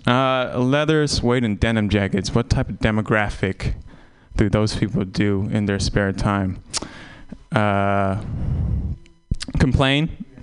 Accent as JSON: {"language": "English", "country": "Vietnam", "tie": "born or raised there", "moved": "yes", "said": "I'm Vietnamese, and I, I tell people I was born in Vietnam, and I haven't been back"}